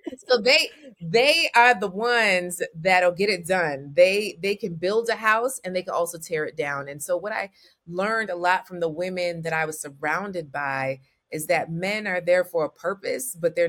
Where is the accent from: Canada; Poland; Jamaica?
Jamaica; I'm Jamaican